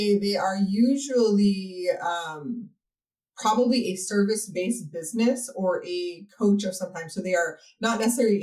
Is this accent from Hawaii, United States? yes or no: yes; Hawaii, United States; moved away as an adult; now in Texas, United States; I'm actually originally from Hawaii, and that's where my business started. And then I moved out to Texas